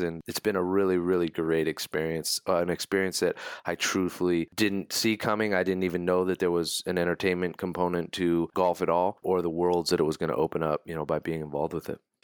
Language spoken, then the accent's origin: English; California, United States; growing up in California